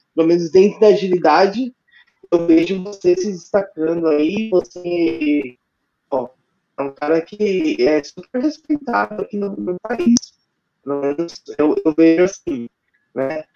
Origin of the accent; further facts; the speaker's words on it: São Paulo, Brazil; also born or lived in Rio de Janeiro / Manaus; eu sou daqui de São Paulo